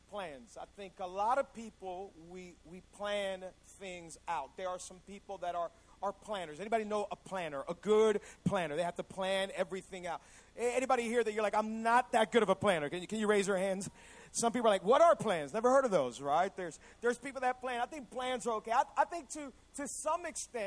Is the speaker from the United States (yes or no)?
yes; Hialeah, Florida, United States; also born or lived in Cutler Ridge, Florida; I was born and raised in Hialeah, Florida.